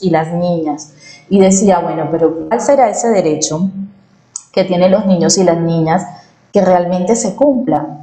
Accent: Barranquilla, Atlántico, Colombia; yo nací en Barranquilla, soy barranquillera, em, soy costeña

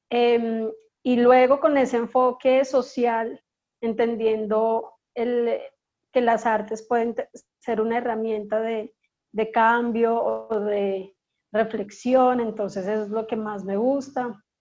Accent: Bogotá, Colombia; moved away as an adult; now in Barranquilla, Colombia; nací en Bogotá hace 34 años. Eh, mis padres son de la costa, mi padre es de Barranquilla y mi madre es de un corregimiento que se llama La Pacha, cerca de Monpós.

